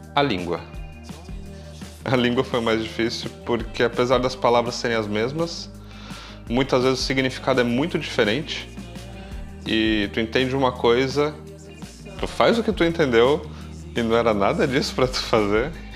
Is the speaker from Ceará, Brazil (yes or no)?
no; São Paulo, Brazil; moved away as an adult; now in Braga, Portugal; eu tenho 36 anos e venho do Brasil, São Paulo.